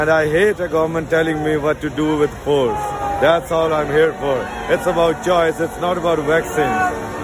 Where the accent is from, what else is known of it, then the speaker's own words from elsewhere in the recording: London, Ontario, Canada; I'm from London, Ontario